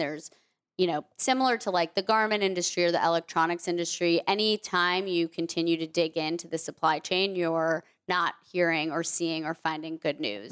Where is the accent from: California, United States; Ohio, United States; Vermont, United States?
Vermont, United States; I grew up mostly in Vermont